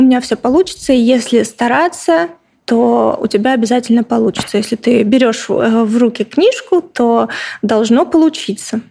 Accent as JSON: {"language": "Russian", "town": "Stary Oskol", "region": "Belgorod Oblast", "country": "Russia", "tie": "born or raised there", "also_born_or_lived": "Saint Petersburg", "moved": "as an adult", "said": "Я родилась сама в Старом Осколе"}